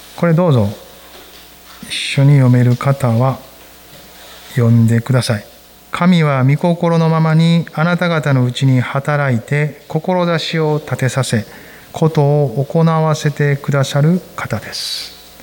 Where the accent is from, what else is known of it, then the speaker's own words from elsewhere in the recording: Kansai, Japan; 私は関西人やから